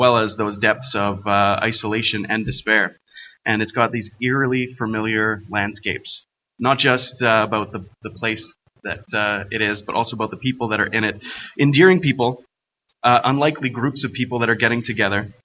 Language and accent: English; Fort McMurray, Alberta, Canada; I'm actually from Fort McMurray, born and raised